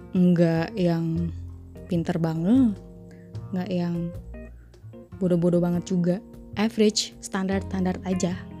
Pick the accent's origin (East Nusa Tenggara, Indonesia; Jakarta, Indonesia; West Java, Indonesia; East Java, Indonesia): West Java, Indonesia; Bogor; sekarang tinggal di Bogor. Hmm, dari SD, SMP, SMA, kecuali kuliah, gue di Bogor ya. Basically gue orang Bogor sih. Sunda